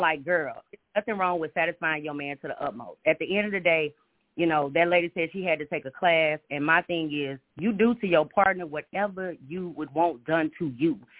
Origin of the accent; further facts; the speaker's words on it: Houston, Texas, United States; now in Minneapolis, United States; I'm from Houston, Texas. I've been living in Minneapolis for four years, so I understand the South.